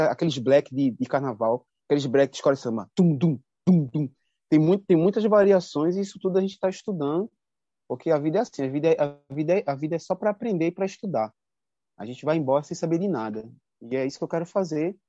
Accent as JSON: {"language": "Portuguese", "town": "Moreno", "region": "Pernambuco", "country": "Brazil", "moved": "as an adult", "lives_now": "Paraty, Brazil", "said": "Quando eu saí de Moreno"}